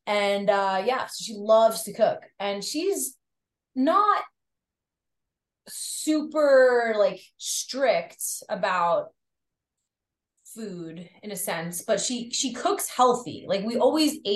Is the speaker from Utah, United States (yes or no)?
no; New York, United States; I grew up on the North Shore of Long Island, which is uh very rural. Like, it's it's very suburban, rural. There's a lot of farms. There's a lot of vineyards. There's a lot of beaches, okay.